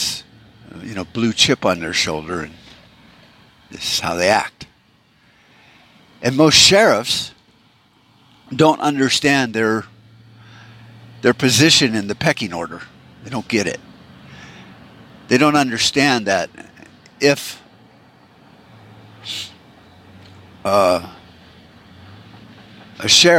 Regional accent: United States; as an American

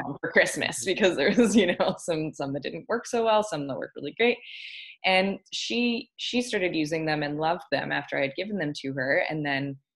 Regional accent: Ontario, Canada; moved away as an adult; now in Victoria, Canada; I'm from Ontario originally, and I live out here in Victoria and BC now.

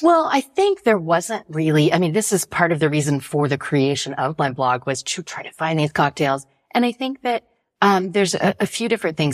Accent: United States; now in Paris, France; being an American in France

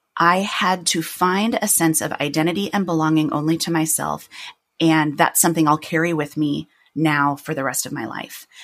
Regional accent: Chicago, Illinois, United States; accent: Midwestern; moved away as an adult; now in New York, United States; I had lived in my hometown for a long time

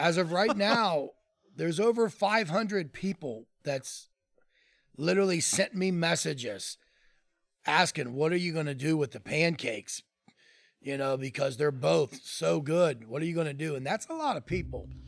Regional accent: Columbus, Ohio, United States; I grew up in Clintonville.

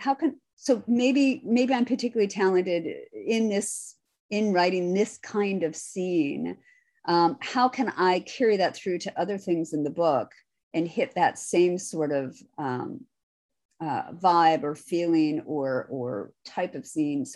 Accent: Midwest, United States; I'm from the Midwest

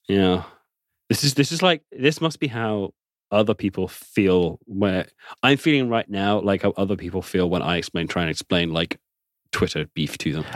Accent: England, United Kingdom

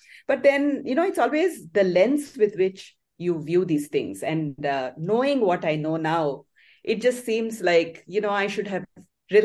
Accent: South India, India; also born or lived in Patna, Bihar; I grew up mostly in South India and did spend a couple of years in Bihar, in Patna.

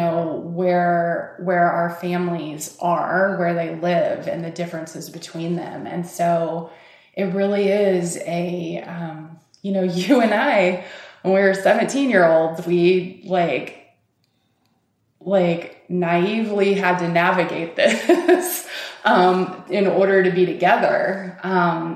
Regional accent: Fort Smith, Arkansas, United States; moved away as an adult; now in Portland, United States; we grew up here in Fort Smith, Arkansas, it seems to me being one who grew up here

